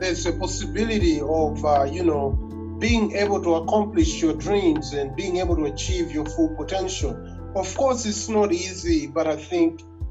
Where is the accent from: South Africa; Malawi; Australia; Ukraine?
Malawi; moved away as an adult; now in United States; I come from Malawi.